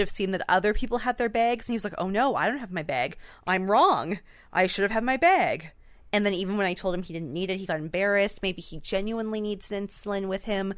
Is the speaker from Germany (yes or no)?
no; Canada; we are Canadian